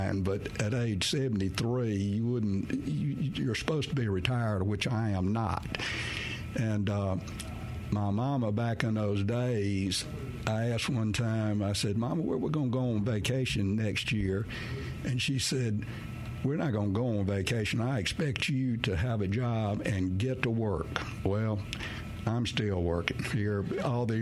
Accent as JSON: {"language": "English", "town": "Crystal Springs", "region": "Mississippi", "country": "United States", "tie": "born or raised there", "said": "I was raised down in Crystal Springs"}